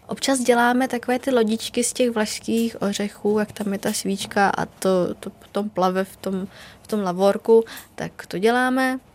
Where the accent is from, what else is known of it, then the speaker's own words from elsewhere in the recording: Vietnam; now in Czech Republic; u nás ve Větnamu